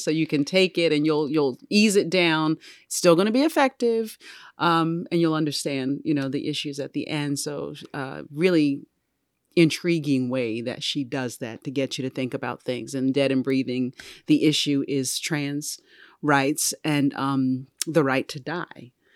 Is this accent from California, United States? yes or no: no; Baltimore, Maryland, United States; I'm from Baltimore City